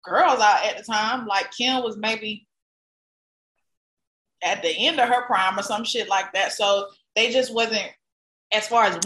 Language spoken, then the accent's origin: English; the South, United States; I grew up in the South with a bunch of older cousins in the hood